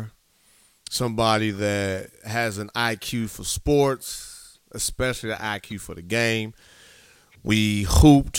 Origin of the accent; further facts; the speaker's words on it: Gary, Indiana, United States; moved away as an adult; also born or lived in South Texas; I'm born and raised in Gary, Indiana.